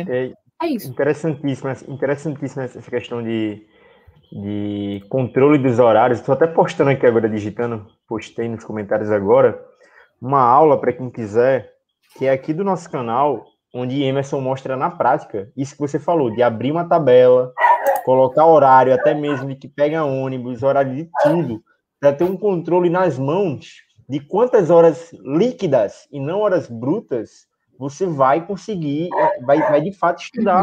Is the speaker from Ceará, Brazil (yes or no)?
no; Natal, Rio Grande do Norte, Brazil; aqui em Natal. Somos de Natal, somos de Natal.